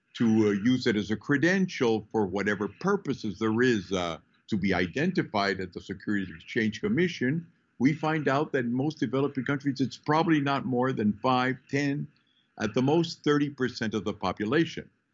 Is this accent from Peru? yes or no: yes; Peru; I was born in Peru. My family moved in from uh, basically the Basque part of uh, Spain hmm. 420 years ago.